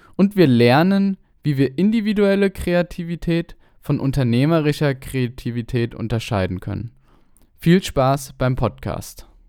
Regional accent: Mainz, Rhineland-Palatinate, Germany; Wir sind beide Mainzer

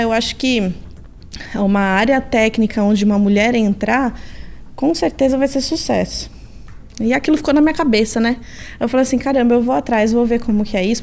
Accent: São Paulo, Brazil; Eu sou de São Paulo, mesmo capital, nasci aqui, moro aqui desde então, nunca me mudei

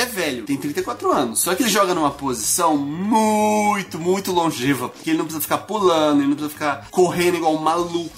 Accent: Brazil; moved away; also born or lived in United States; como brasileiro no exterior

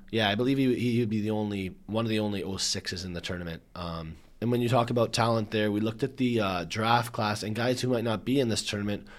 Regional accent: Canada; we're Canadian

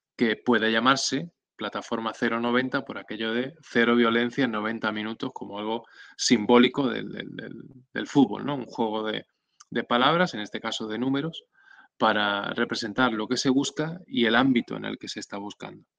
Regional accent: Benalmádena, Andalusia, Spain; also born or lived in Córdoba; en principio en Córdoba, que es donde yo nací, y a los 8 años me vine a, la provincia de Málaga, a Benalmádena, donde vivo ahora

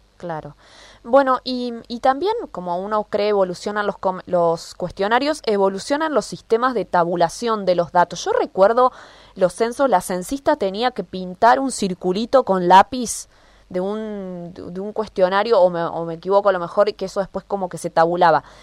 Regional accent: Argentina

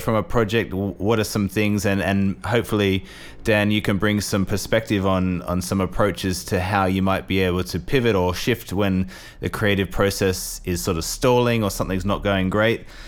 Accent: Australia; also born or lived in England; now in Milan, Italy; I'm a Australian who lived in England for too long

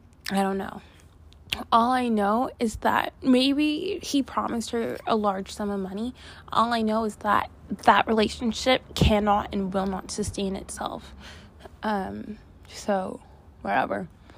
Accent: Canada; ou guys know I'm from Canada, and in the fall, in the winter, it gets so cold.

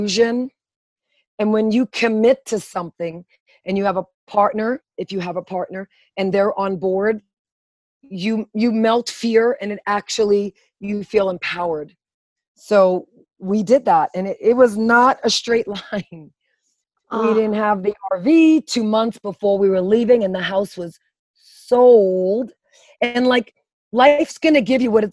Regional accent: New York City, New York, United States; moved away as an adult; Born and raised in Brooklyn, you can kind of hear it in my voice

